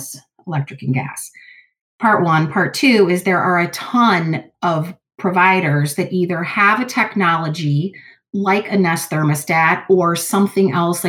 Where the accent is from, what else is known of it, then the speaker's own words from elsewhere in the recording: Cleveland, Ohio, United States; growing up in Cleveland or being in this area